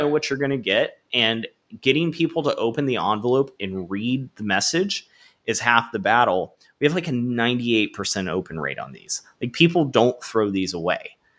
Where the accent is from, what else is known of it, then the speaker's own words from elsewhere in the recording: Florida, United States; born and raised in Florida, went to Florida State for college